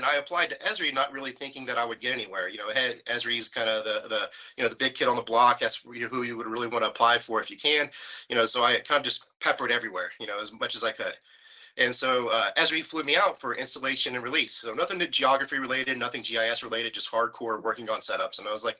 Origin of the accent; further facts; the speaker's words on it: West Virginia, United States; now in California, United States; Virginia, kind of a country guy, rural raised, same thing with my wife.